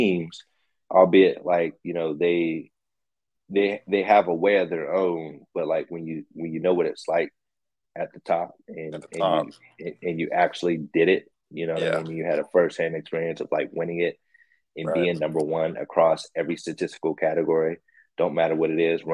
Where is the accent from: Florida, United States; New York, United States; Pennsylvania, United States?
Pennsylvania, United States; Pittsburgh; my hometown team